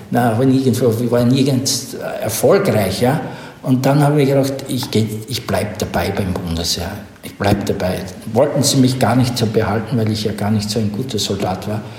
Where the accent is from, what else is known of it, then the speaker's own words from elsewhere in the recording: Styria, Austria; ich komme aus Oststeiermark, Südosten Österreichs, an äh, der Grenze, das war damals, da war die Welt aus, Jugoslawien hm. damals, nicht? und ich bin sehr religiös aufgewachsen